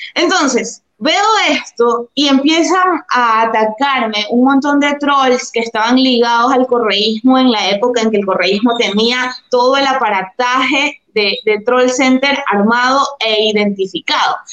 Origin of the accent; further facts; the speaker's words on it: Durán, Guayas, Ecuador; now in Guayaquil, Ecuador; soy guayaquileña, nací en la maternidad Santa Marianita y he estudiado la universidad y el colegio acá en Guayaquil. Actualmente vivo en Guayaquil, sí, crecí en Durán